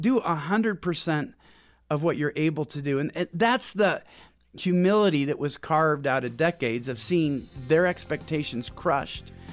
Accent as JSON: {"language": "English", "region": "Pacific Northwest", "country": "United States", "also_born_or_lived": "Houston", "moved": "as an adult", "said": "We're from Pacific Northwest"}